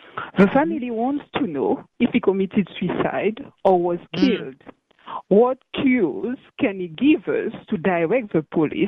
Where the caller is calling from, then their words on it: Guadeloupe; I'm calling from Guadeloupe in the French West Indies.